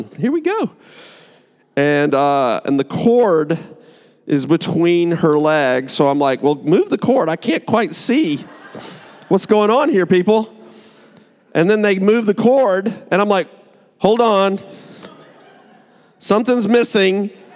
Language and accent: English; United States; I'm American